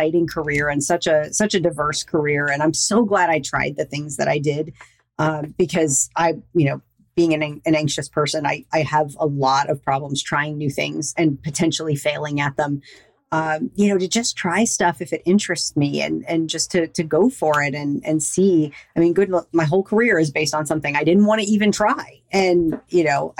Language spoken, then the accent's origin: English; the South, United States; also born or lived in Louisiana / Florida; I was raised in Louisiana and Florida. I'm a good Southern girl